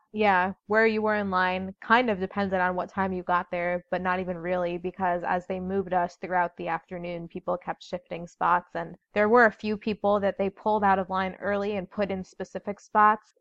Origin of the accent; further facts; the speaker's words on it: Chicago, Illinois, United States; I'm from Chicago